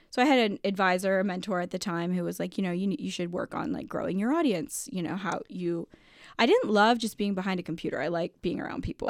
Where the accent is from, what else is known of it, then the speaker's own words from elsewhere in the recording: Toledo, Ohio, United States; I grew up in Toledo